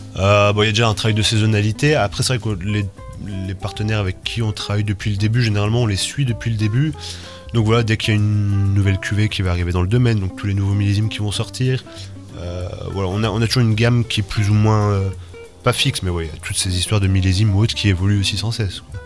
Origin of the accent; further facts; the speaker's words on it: Rennes, Brittany, France; moved away as an adult; also born or lived in Toulouse / New Zealand; en, Bretagne, à Rennes, d'où je suis, euh, originaire.